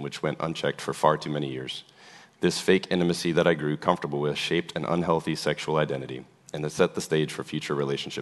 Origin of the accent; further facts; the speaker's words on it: New Orleans, Louisiana, United States; I was born in New Orleans to parents who were babies themselves.